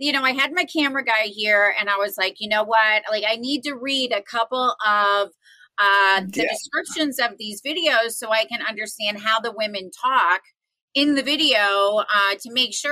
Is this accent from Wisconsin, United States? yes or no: yes; Wisconsin, United States; also born or lived in New York; now in Las Vegas, United States; I'm from Wisconsin